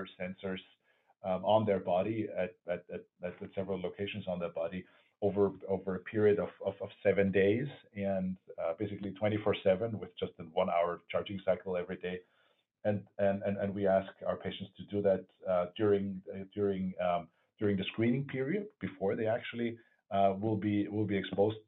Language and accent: English; Vienna, Austria; moved away; I grew up in Vienna